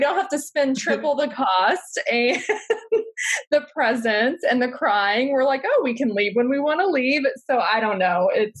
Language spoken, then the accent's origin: English; Orlando, Florida, United States; So I live in Orlando, and I was brought up in Orlando too.